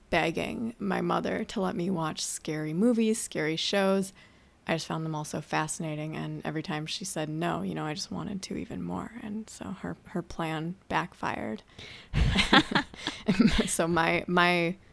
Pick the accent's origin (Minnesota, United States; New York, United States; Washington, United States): Minnesota, United States; in Minnesota, in the cold northern United States. Born and raised